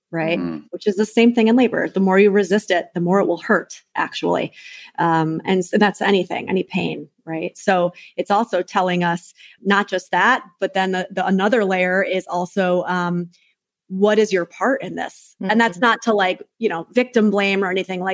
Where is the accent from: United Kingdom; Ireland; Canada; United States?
United States; New York City, New York; I'm a New Yorker